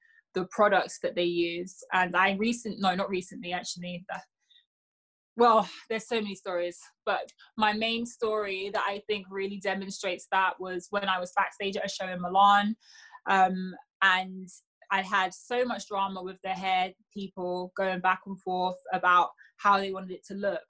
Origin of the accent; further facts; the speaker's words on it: United Kingdom; I'm British